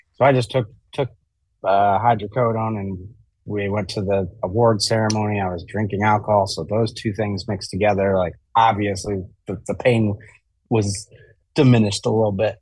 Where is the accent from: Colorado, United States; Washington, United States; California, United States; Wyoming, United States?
Wyoming, United States; Jackson; I grew up in Jackson Hole, Wyoming